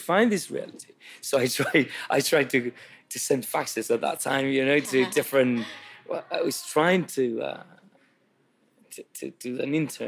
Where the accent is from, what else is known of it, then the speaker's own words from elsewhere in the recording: Santiago, Santiago Metropolitan Region, Chile; When I was a kid, I grew up in Santiago in the capital